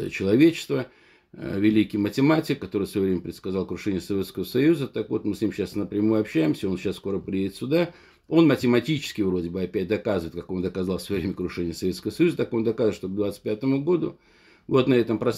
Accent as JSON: {"language": "Russian", "region": "Dagestan", "country": "Russia", "tie": "born or raised there", "said": "несмотря на то, что я родом из Дагестана, он, как говорится, этнический армянин"}